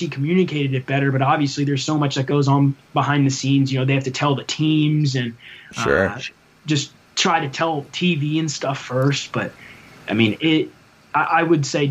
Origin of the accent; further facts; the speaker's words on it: Yorktown, Virginia, United States; now in Blacksburg, United States; I'm from the 757. I'm from Yorktown, right around Newport News and Williamsburg